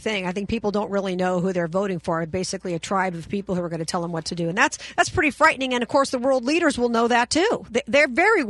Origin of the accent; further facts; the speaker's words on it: Las Vegas, Nevada, United States; my hometown is Vegas, and that's where my heart is.